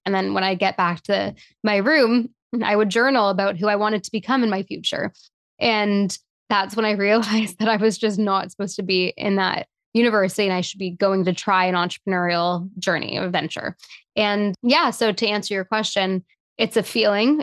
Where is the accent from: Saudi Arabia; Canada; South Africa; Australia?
Canada; Toronto, Ontario; being born and raised in Toronto in a big city